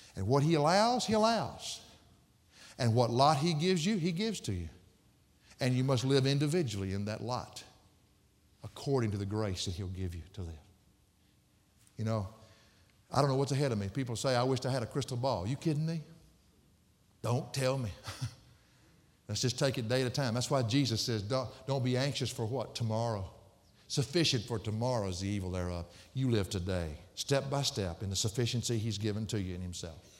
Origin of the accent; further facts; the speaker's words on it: the South, United States; I was raised in the South